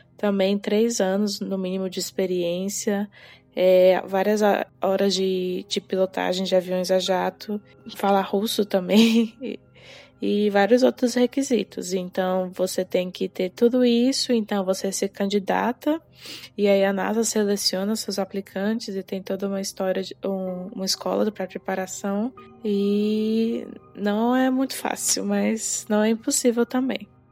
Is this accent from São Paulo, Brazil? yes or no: no; Brasília, Federal District, Brazil; moved away as an adult; also born or lived in United Kingdom / China; eu nasci e cresci em Brasília